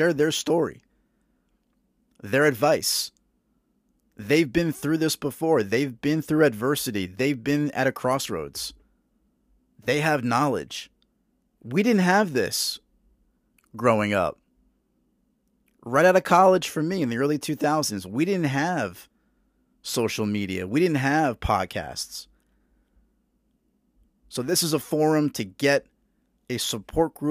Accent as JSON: {"language": "English", "region": "Northern New Jersey", "country": "United States", "tie": "born or raised there", "also_born_or_lived": "Norfolk, Virginia", "said": "I was born in Northern New Jersey, raised in Northern New Jersey"}